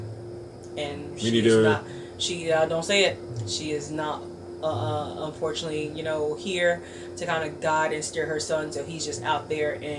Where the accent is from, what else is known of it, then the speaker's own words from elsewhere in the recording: Chicago, Illinois, United States; I'm from Chicago